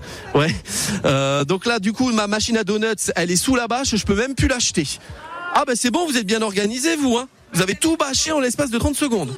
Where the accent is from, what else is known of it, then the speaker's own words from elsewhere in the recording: Metz, Grand Est, France; je suis de Metz.